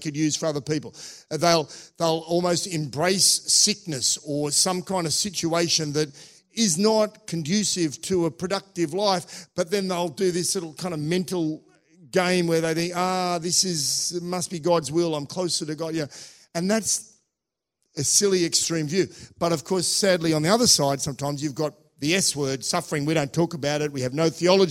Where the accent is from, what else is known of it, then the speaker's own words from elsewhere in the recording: Australia; moved away; also born or lived in Russia; I was from Australia